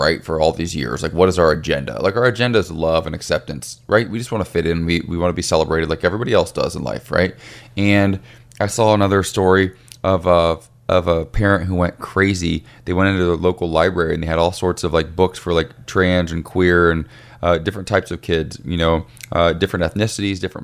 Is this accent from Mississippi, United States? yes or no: no; Ohio, United States; moved away as an adult; even in my hometown where I am now